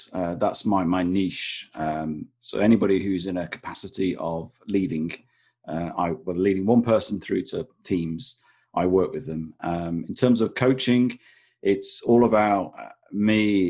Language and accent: English; Blackpool, North West England, United Kingdom; now in England; Not that I'm ashamed of it, but I'm from the north. I'm from Blackpool. And now I live on the south coast, where it's about 3 or 4 degrees warmer. And I've managed to lose my accent along the way.